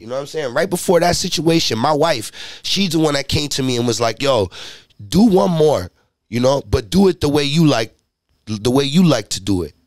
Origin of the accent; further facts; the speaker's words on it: Haverstraw, New York, United States; I'm from Haverstraw, New York